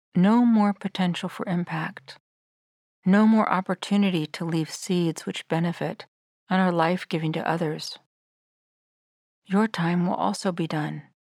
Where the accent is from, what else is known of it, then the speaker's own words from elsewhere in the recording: Sierra Nevada foothills, California, United States; Ever since I was small and growing up in the Sierra Nevada foothills